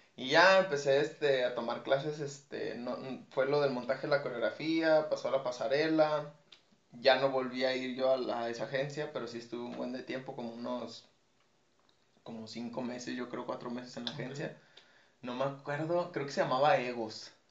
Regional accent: Guadalajara, Jalisco, Mexico; now in Tijuana, Mexico; yo no soy de aquí de Tijuana, yo soy de Guadalajara

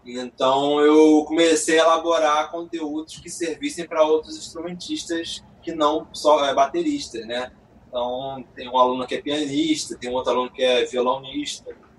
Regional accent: Nova Friburgo, Rio de Janeiro, Brazil; now in Rio de Janeiro, Brazil; fui criado em Friburgo

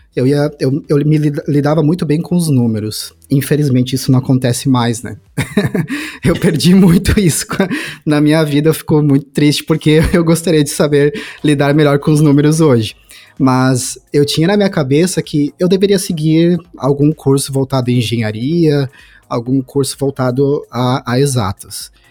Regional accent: Santa Cruz do Sul, Rio Grande do Sul, Brazil; Eu sou de Santa Cruz do Sul, é uma cidade do interior do Rio Grande do Sul

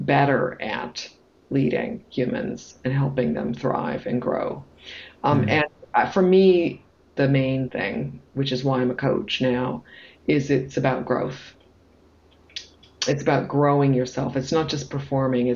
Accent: Toronto, Ontario, Canada; moved away as an adult; also born or lived in United Kingdom / United States / France; So I'm from Toronto

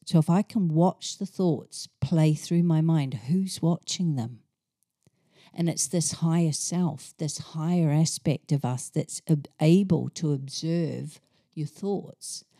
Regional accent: New Zealand; moved away as an adult; now in England; I grew up in New Zealand in a small town, went off to university, on the other island in New Zealand

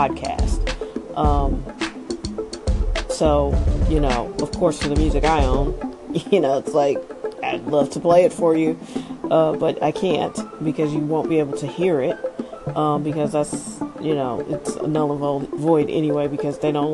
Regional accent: St. Louis, Missouri, United States; I'm from St. Louis, but I visited Chicago my whole life

